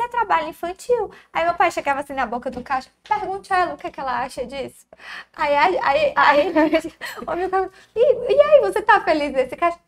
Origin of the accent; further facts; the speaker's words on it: Tianguá, Ceará, Brazil; Como a gente era de interior, não tinha playground, né? Então, para começo, né? a gente nasceu em Tianguá